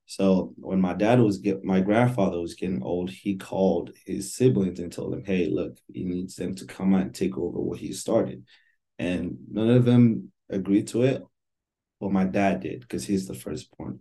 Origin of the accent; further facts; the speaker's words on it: Nigeria; moved away as an adult; now in United States; I'm Nigerian, born and raised. Um, my whole life, I lived in Nigeria for 18 years. And then I moved to the United States, I think, right when I turned 18